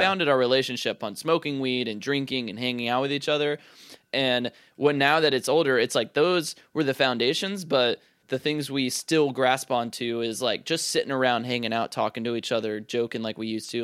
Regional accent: Charlotte, North Carolina, United States; moved away as an adult; it's my hometown, so, like, I know it very well, and I have, I don't get, you know, I haven't, I haven't lived there since twenty fourteen

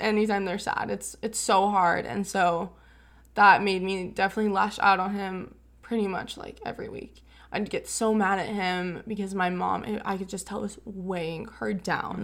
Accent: California, United States; born or raised there; also born or lived in Fort Worth, Texas

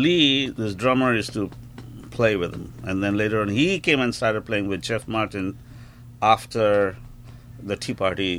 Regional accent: India; also born or lived in San Francisco, United States / Los Angeles, United States; now in Toronto, Canada; I grew up in India and then moved to San Francisco, worked in San Francisco and Los Angeles for a long, long time, and then to Toronto.

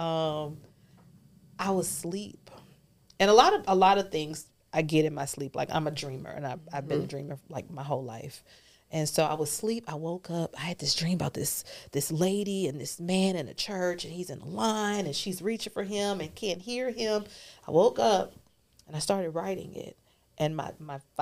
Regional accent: New Orleans, Louisiana, United States; moved away; I'm originally from New Orleans

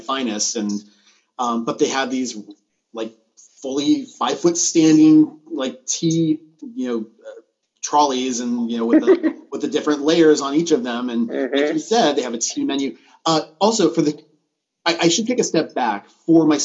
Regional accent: Southern California, United States; I grew up here in Southern California.

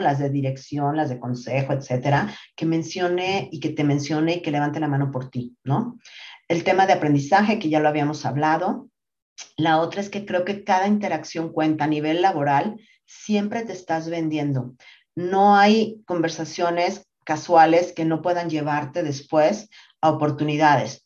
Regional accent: Mexico City, Mexico; also born or lived in Monterrey, Nuevo León; yo nací en Monterrey, Nuevo León, ya no tengo para nada el acento porque me vine muy chiquita a la Ciudad de México

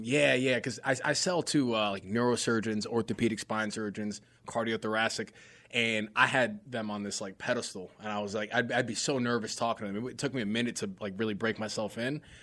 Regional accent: New York, United States; moved away as an adult; also born or lived in Greensboro, North Carolina; growing up in New York, which is just its own place in itself. And I grew up in very, like, uh, you know, inner, like, inner city type neighborhood

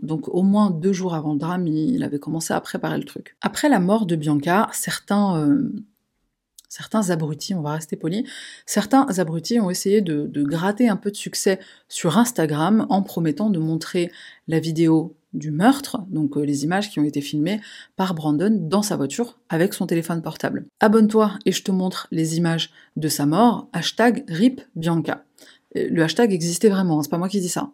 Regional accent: Paris, Île-de-France, France; chez nous à Paris

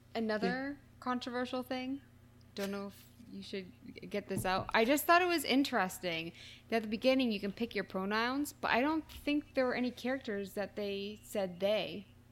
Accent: near Boston, Massachusetts, United States; I'm not from Boston, but I'm from near Boston

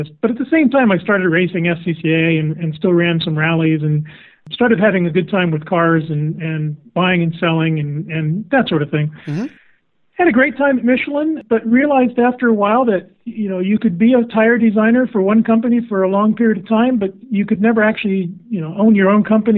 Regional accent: Florida, United States; I grew up in Florida

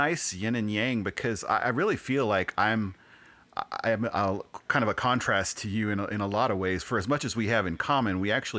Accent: California, United States; I always feel like I'm a Californian who just happens to be living here.

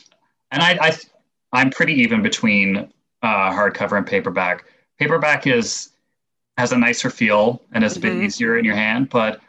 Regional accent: Canada; as a Canadian

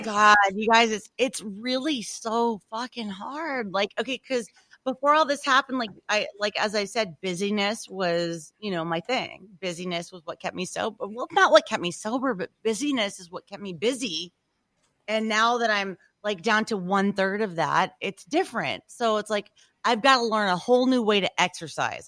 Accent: Louisiana, United States; moved away; I'm from Louisiana

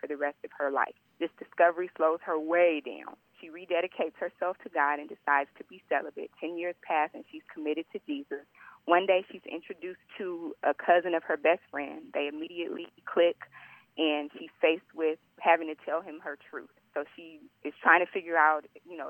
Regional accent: Los Angeles, California, United States; born and raised in Los Angeles, California.

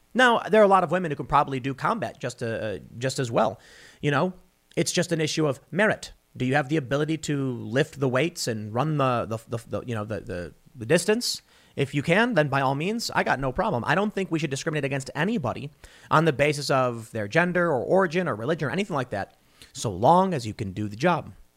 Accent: United States; me, as an American citizen

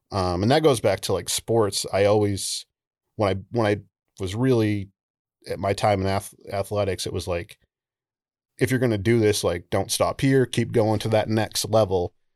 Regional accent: Old Town, Maine, United States; I grew up in on, uh, Penobscot Nation, which is an island on the Penobscot

